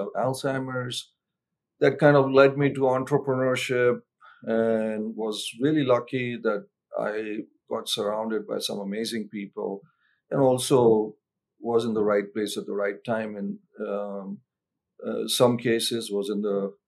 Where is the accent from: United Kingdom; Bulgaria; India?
India; now in United States; I'm originally from India. I got pretty active in the Indian American community